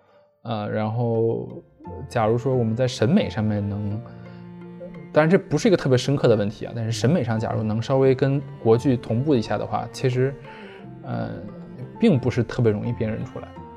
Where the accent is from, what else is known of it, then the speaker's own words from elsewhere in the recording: China; 好的，呃，只是因为我们是中国人